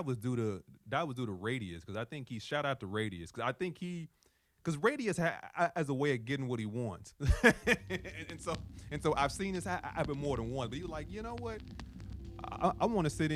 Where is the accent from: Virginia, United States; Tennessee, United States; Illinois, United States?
Illinois, United States; Chicago; I'm just from Chicago